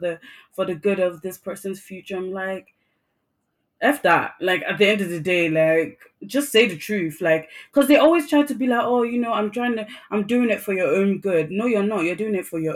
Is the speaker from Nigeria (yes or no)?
yes; Nigeria; first language English; I'm Nigerian.